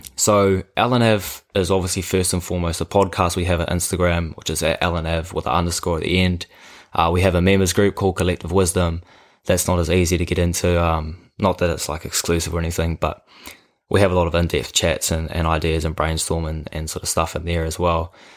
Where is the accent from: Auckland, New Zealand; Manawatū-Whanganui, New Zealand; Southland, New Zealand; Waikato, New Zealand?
Auckland, New Zealand; Karaka; I grew up in Karaka, a small little town just south of Auckland.